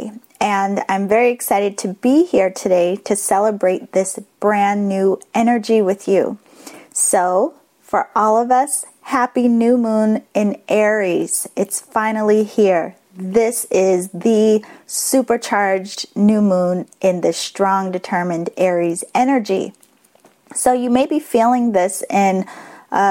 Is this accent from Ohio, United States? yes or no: no; Boston, Massachusetts, United States; accent: Boston; my Boston accent